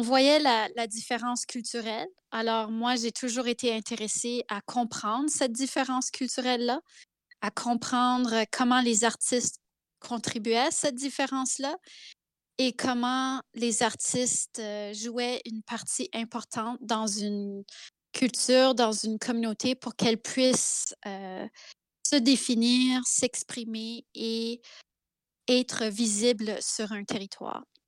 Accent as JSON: {"language": "French", "town": "Zenon Park", "region": "Saskatchewan", "country": "Canada", "tie": "born or raised there", "also_born_or_lived": "Carrot River, Saskatchewan", "first_language": "French", "said": "je suis née à la rivière Carotte, en Saskatchewan, Carrot River. Euh, c'est écrit sur mon passeport. Euh, et j'ai vécu toute mon enfance à Zenon Park."}